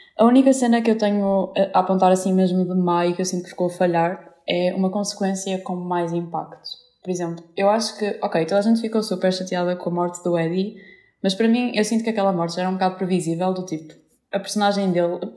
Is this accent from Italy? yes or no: no; Vila Nova de Gaia, Norte, Portugal; eu também sou de Gaia